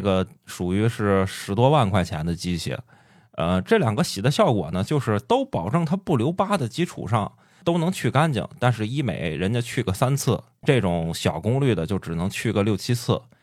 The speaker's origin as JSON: {"language": "Chinese", "region": "Shandong", "country": "China", "said": "我是山东人"}